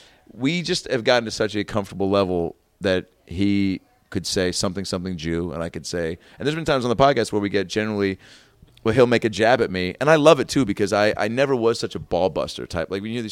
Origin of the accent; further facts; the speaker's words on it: Seattle, Washington, United States; moved away; I'm from Seattle